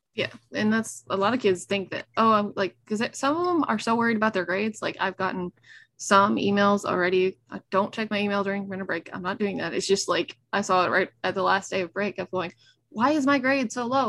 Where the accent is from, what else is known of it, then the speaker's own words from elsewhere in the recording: Nashville, Tennessee, United States; I was raised in Nashville, being a city person.